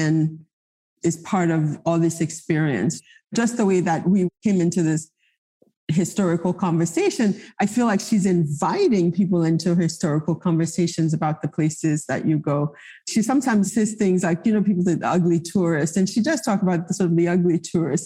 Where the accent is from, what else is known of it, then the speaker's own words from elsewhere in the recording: Haiti; first language Haitian Creole; English is a second language; also born or lived in New York; now in Miami, United States; I grew up in Haiti at a time where, yes, education was in French